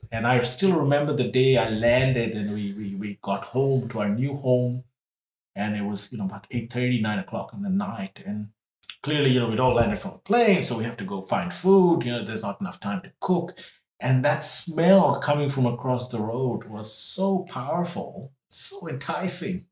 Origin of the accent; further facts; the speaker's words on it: Trinidad & Tobago; also born or lived in India; when I was little, we moved from India to Trinidad in the West Indies